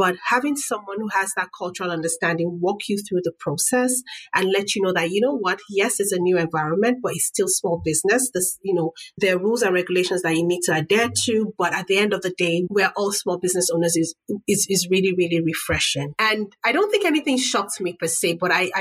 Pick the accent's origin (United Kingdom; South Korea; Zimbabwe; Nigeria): Nigeria; moved away; as a Nigerian mom, because I'm Nigerian